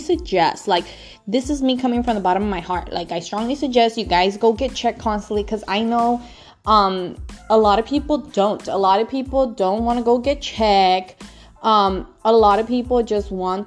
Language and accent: English; Los Angeles, California, United States; now in Northern California, United States; I am located in Northern California, but I'm originally from Los Angeles